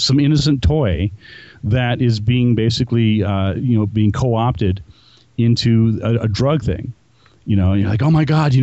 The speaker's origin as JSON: {"language": "English", "region": "New Mexico", "country": "United States", "said": "investigations that I've done here in my home state of New Mexico"}